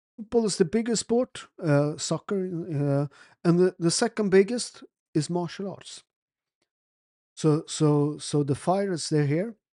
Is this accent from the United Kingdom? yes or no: no; Naples, Campania, Italy; also born or lived in Sweden; I'm from Naples